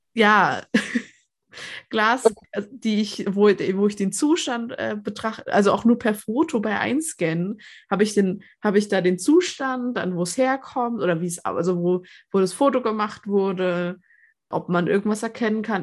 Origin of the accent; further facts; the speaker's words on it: Nuremberg, Bavaria, Germany; Ja, ich komme aus Nürnberg